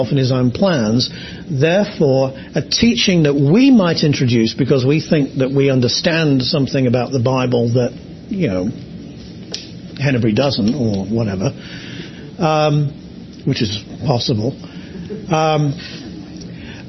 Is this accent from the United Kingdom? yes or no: yes; England, United Kingdom; I'm English